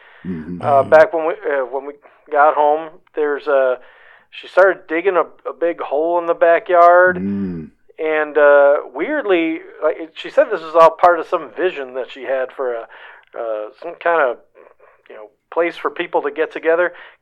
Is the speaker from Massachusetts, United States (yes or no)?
no; Tucson, Arizona, United States; Reg. From Tucson.